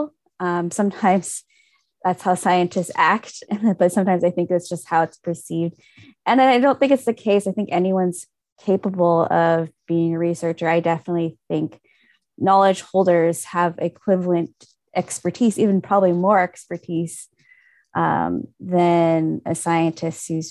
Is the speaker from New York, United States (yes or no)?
no; Fairbanks and Anchorage, Alaska, United States; also born or lived in King Island, Alaska (family origin); My family originally comes from King Island, but I grew up in Fairbanks and Anchorage.